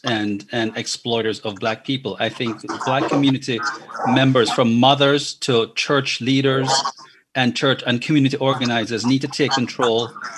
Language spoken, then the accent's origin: English; Jamaica; moved away as an adult; now in United States; I was born and raised in Jamaica, came to America when I was 20 years old